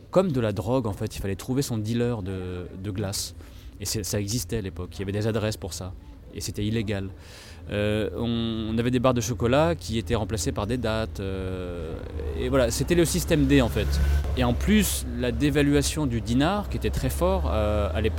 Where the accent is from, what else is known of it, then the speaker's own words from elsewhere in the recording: France; toutes les choses qui moi, en tant que petit français, me semblaient effectivement acquises, ce qui était le cas en France